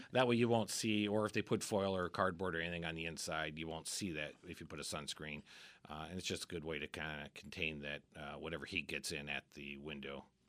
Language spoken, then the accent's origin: English; Midwest, United States; now in Arizona, United States; I grew up in the Midwest